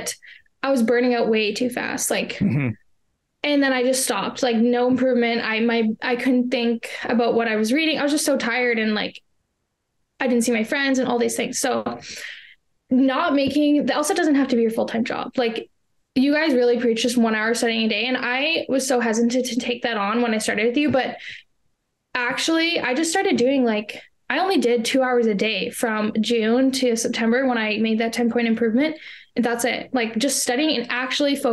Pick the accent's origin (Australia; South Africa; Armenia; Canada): Canada; I am from Canada